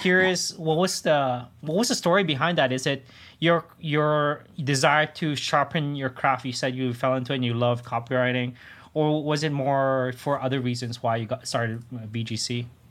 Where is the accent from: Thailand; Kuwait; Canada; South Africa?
Canada; Toronto, Ontario; I'm from Toronto